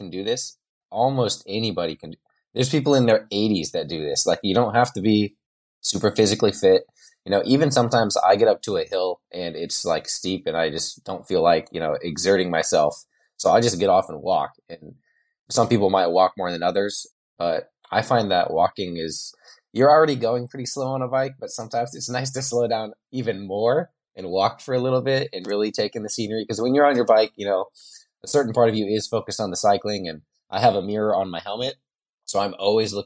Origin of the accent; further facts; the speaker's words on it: Spokane, Washington, United States; I'm from Spokane, Washington, which is on the eastern side of the state